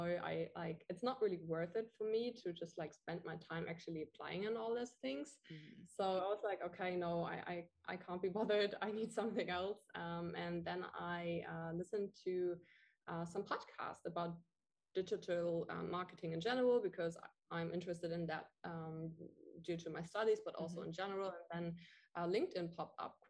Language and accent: English; Germany; moved away as an adult; now in Bali, Indonesia; I'm from Germany